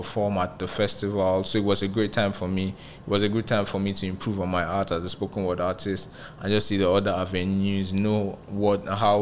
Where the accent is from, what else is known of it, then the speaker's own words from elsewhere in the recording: Nigeria; moved away as an adult; also born or lived in Ghana; now in Lagos, Nigeria; I didn't want to come back to Nigeria. I was trying to do what … did, just blow up as a Nigerian in Ghana